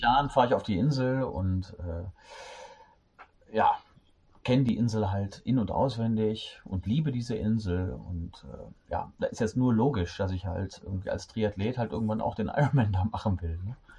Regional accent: Düsseldorf, North Rhine-Westphalia, Germany; now in Cologne, Germany; gebürtiger Düsseldorfer

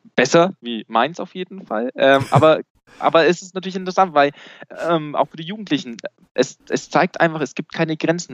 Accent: Bavaria, Germany

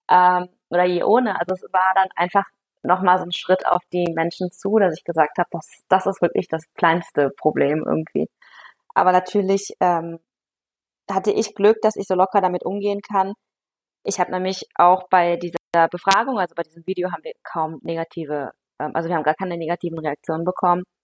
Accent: Aachen, North Rhine-Westphalia, Germany; ich komme ähm, aus Aachen und dann sagen die Leute, ja, nee, wo sind sie denn geboren? Sage ich ja in Aachen

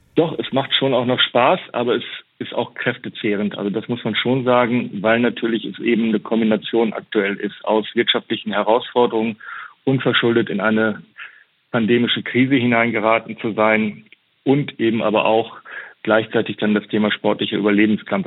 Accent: Germany; jeder, der in Deutschland mit der Bundesliga groß wird, ähm, und ich bin ein Kind der Bundesliga

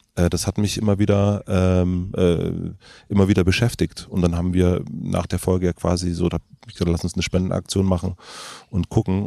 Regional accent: Germany; wir aus Deutschland

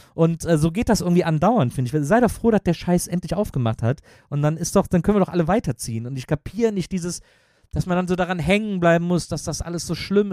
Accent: Wesseling, North Rhine-Westphalia, Germany; moved away as an adult; also born or lived in Cologne; now in Berlin, Germany; ich bin in Köln aufgewachsen

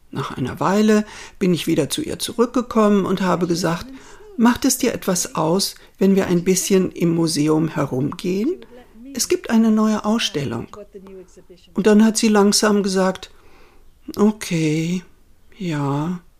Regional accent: Spain; born there; Denn ich bin in Spanien geboren und meine Mutter kennt sich aus mit spanischer und italienischer Kunst.

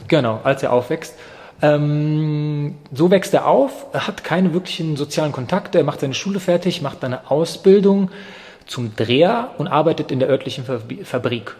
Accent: Germany; also born or lived in Yugoslavia; ich bin 91 in Jugoslawien geboren, das ist sozusagen der Zusammenhang. Ähm, ich bin dann ab 91 auch in Deutschland aufgewachsen

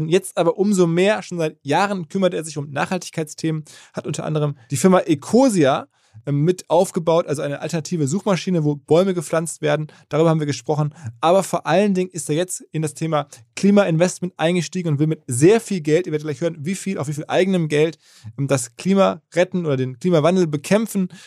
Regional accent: Essen, North Rhine-Westphalia, Germany; also born or lived in Hamburg; Ich bin aus Essen und aus Hamburg.

